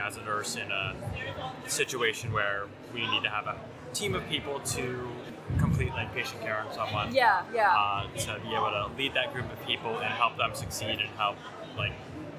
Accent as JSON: {"language": "English", "region": "New Jersey", "country": "United States", "said": "I'm from Hunterdon County, New Jersey."}